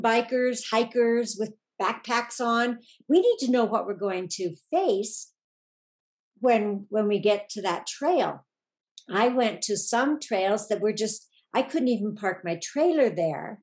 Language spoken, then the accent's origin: English; Oregon, United States; moved away as an adult; I grew up in Oregon and mm-hmm. lived there until I was 45